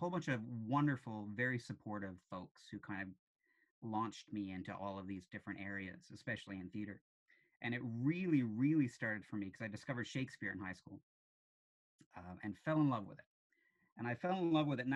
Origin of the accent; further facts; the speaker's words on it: St. John's, Newfoundland and Labrador, Canada; also born or lived in Kilbride / Shea Heights / Topsail Road; I grew up in Goulds via Kilbride, via Shea Heights, via Topsail Road originally.